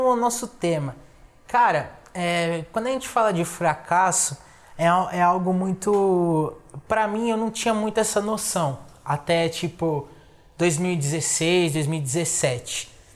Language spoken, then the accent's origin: Portuguese; São Paulo, Brazil; moved away as an adult; now in Assis, Brazil; porque eu sou de São Paulo